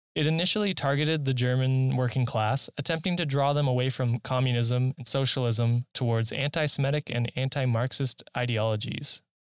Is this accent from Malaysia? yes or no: no; Canada; I'm a Canadian